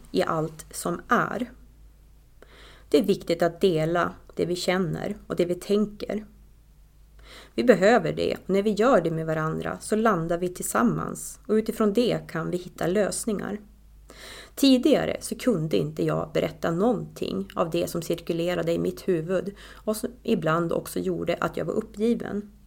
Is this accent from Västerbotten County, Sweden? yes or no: yes; Tärna, Västerbotten County, Sweden; now in Östersund, Sweden; jag är ju från Tärna och vi har vårt hus